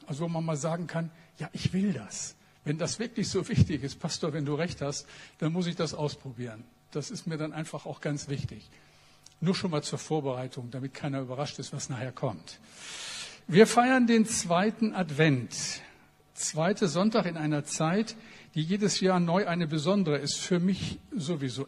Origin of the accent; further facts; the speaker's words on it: Bremen, Germany; als ein Bremer